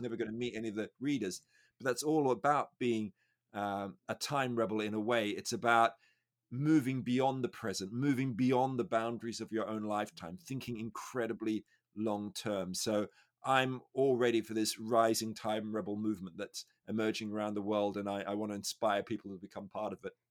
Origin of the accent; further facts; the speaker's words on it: Australia; I'm Australian